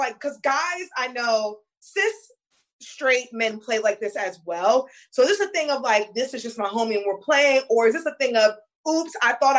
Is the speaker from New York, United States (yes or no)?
yes; New York, United States; I'm from New York